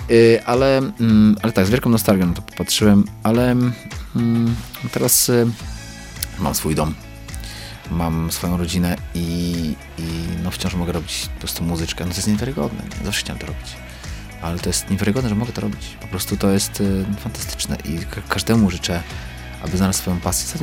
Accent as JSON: {"language": "Polish", "region": "Lemko Region", "country": "Poland", "said": "Ja jestem łemkiem. Mhm więc jestem, no, powiedzmy, góralem, tak? No, można tak powiedzieć. I, um, i mam, mam swój język"}